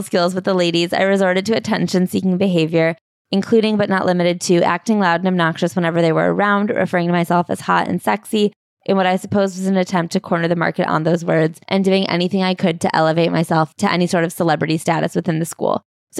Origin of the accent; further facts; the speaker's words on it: Canada; also born or lived in Harbin, China; I couldn't help that I grew up in Canada or that my problems were different from theirs. I didn't come to Canada by choice, and I would have been just as happy growing up in Harbin with my grandparents.